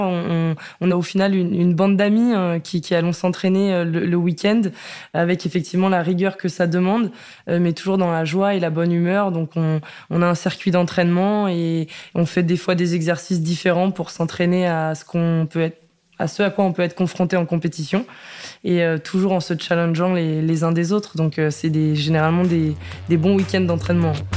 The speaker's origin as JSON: {"language": "French", "town": "Rillieux-la-Pape", "region": "Auvergne-Rhône-Alpes", "country": "France", "tie": "born or raised there", "said": "je suis née à Rieux-la-Pape dans la région euh, lyonnaise"}